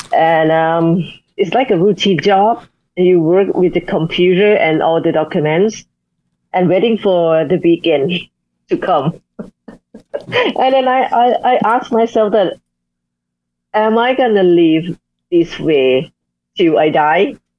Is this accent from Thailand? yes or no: yes; Chiang Mai, Thailand; now in Bangkok, Thailand; in my hometown, Chiang Mai, we also have our um, the cultural heritage about food